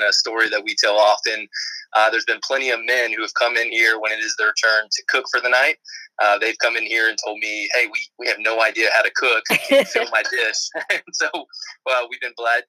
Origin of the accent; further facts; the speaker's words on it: Houston County, Georgia, United States; I grew up in Houston County